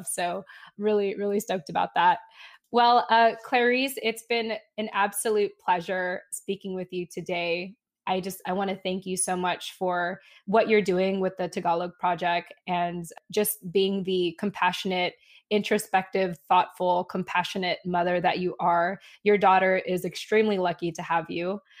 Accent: United States; this whole journey of being a Filipino American woman

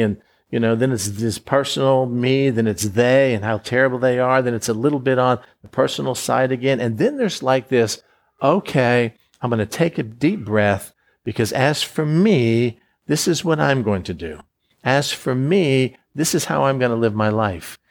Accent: Florida, United States; I was born in Florida. I grew up in Florida

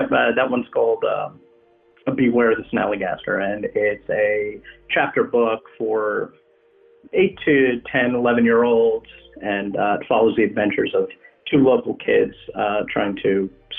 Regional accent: New Jersey, United States; moved away as an adult; now in Frederick County, Maryland, United States; I grew up in New Jersey, but I've lived in Frederick County, Maryland since 2006. Many people who live here consider it Western Maryland, but that's kind of a geographical misnomer. It's more like Northern Central Maryland.

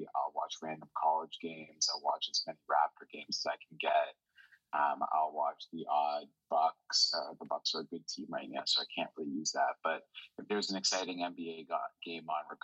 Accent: Toronto, Ontario, Canada; I'm from Toronto, born and raised in Toronto

